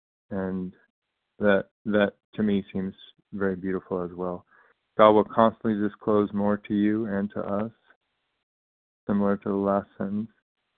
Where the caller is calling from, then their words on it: California, United States; recovering compulsive eater from California, bright and early.